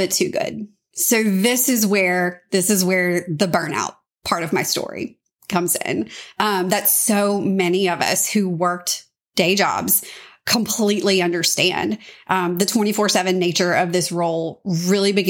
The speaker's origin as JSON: {"language": "English", "region": "Louisiana", "country": "United States", "tie": "born or raised there", "also_born_or_lived": "Washington, D.C.", "moved": "as an adult", "said": "I'm a Louisiana girl. So I grew up in Louisiana"}